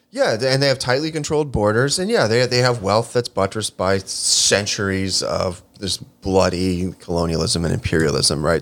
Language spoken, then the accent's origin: English; Chicago, Illinois, United States; Pilsen community books in my hometown of Chicago, Illinois.